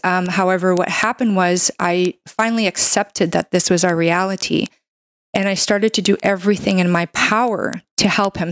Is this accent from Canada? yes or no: yes; Canada; I'm a Canadian medical doctor